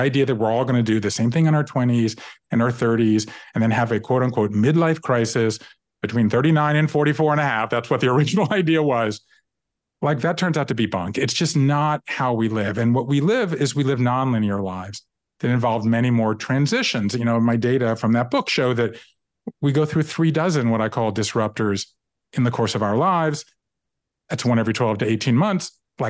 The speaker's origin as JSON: {"language": "English", "town": "Savannah", "region": "Georgia", "country": "United States", "tie": "born or raised there", "also_born_or_lived": "Japan", "moved": "as an adult", "said": "I grew up in Savannah, Georgia, and I left there and I went to the Northeast to go to college. I left there and I went to Japan in the mid 80s"}